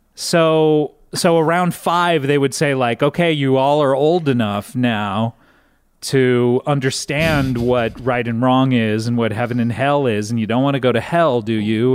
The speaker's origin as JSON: {"language": "English", "area": "Orange County", "region": "California", "country": "United States", "tie": "born or raised there", "said": "I grew up in Orange County, California"}